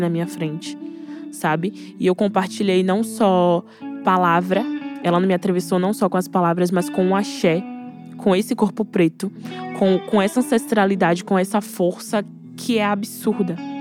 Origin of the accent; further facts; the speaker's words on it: Salvador, Bahia, Brazil; Eu venho da Bahia, eu venho de Salvador, eu venho de Cajazeiras